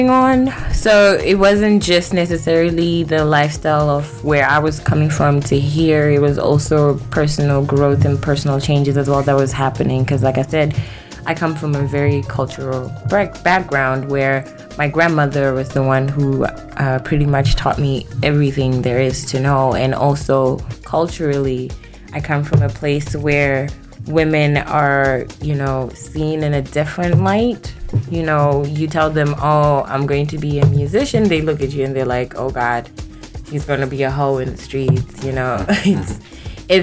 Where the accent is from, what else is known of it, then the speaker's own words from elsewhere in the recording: South Africa; also born or lived in Zimbabwe; now in United States; Um, so I was born in Zimbabwe. Mm-hmm and raised in South Africa. Well, actually, I'm kind of like an international baby